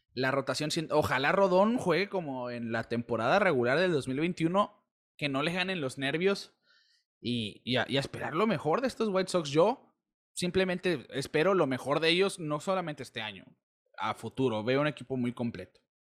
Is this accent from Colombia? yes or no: no; Mexico; de nuestra sangre, la mexicana